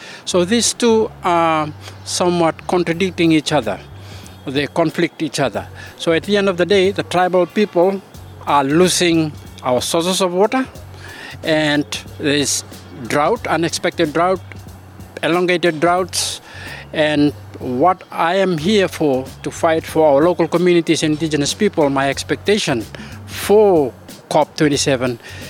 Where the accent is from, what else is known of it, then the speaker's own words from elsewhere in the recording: Fiji; I am from the Fiji Islands. I represent the Vatukaloko are tribal people